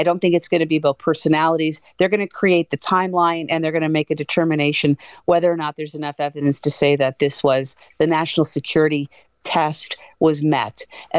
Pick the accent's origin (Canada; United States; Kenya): Canada; And I'm very Canadian when I say love to win, but I'm just proud that they're there.